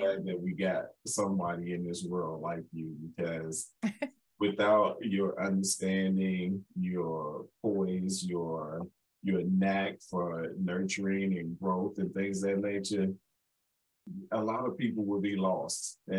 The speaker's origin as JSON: {"language": "English", "town": "Chicago", "region": "Illinois", "country": "United States", "said": "I'm originally from"}